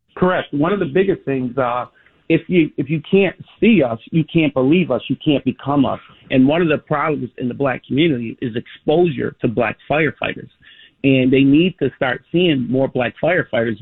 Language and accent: English; Chicago, Illinois, United States; I was born and raised in Cabrini and lived there my entire life